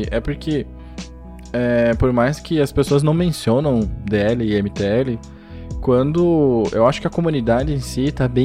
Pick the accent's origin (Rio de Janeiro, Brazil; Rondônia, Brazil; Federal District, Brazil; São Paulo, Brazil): São Paulo, Brazil; now in Curitiba, Brazil; todo japonês ou veio de São Paulo ou veio de Londrina, então é meu caso também. De São Paulo, no caso.